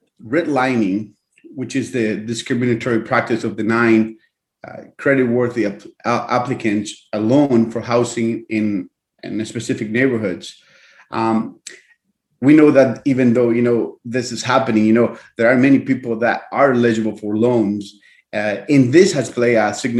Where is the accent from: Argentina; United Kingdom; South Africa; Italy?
Argentina; now in United States; I was born and raised in Argentina. I'm an immigrant to this wonderful country.